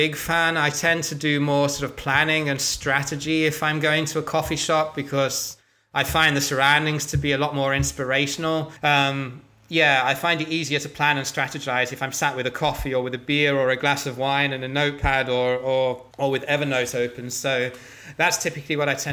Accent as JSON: {"language": "English", "region": "England", "country": "United Kingdom", "moved": "yes", "said": "as an Englishman"}